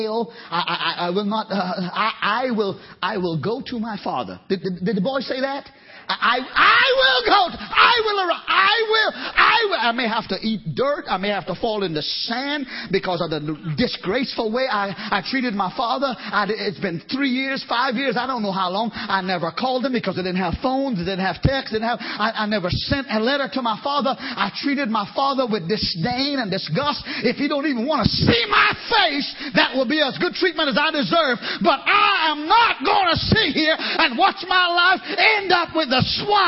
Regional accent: Trinidad & Tobago; now in Georgia, United States; I'm from Trinidad.

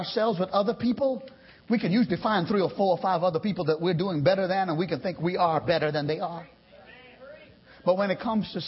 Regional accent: Trinidad & Tobago; now in United States; I lived around the sea all my boyhood. I'm from the islands. I'm from Trinidad

